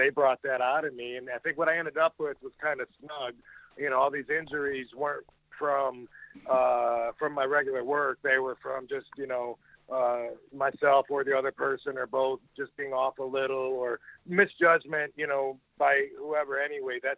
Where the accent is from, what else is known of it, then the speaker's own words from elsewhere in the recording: Georgia, United States; I was coming from Georgia, you know, where you smile, show your dimples